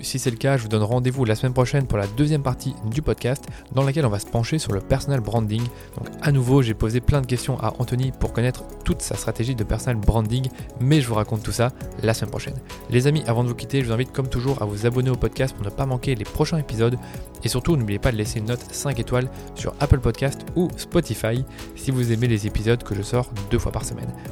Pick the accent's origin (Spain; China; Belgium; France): Belgium; moi je suis belge